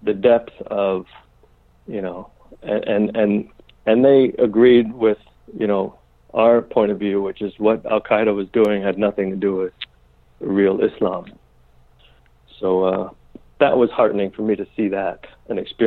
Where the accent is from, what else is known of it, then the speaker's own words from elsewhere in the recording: New York City, New York, United States; I was raised Catholic in New York City